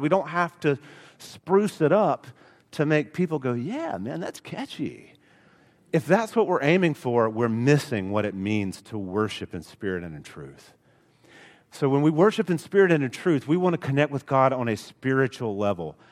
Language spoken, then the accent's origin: English; Alabama, United States; accent: Alabama; I am from Alabama. It comes out every so often.